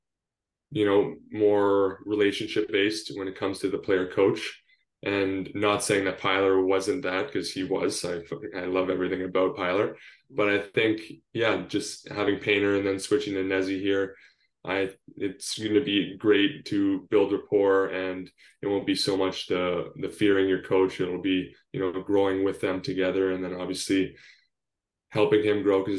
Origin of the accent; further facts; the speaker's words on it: Northern Ontario, Canada; also born or lived in San Diego, California; I'm Canadian, born and raised in Northern Ontario